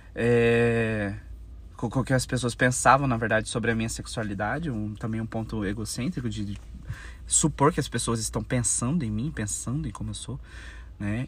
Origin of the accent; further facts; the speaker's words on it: Campo Grande, Mato Grosso do Sul, Brazil; sou brasileiro. É, sou brasileiro, campograndense, sou mato-grossense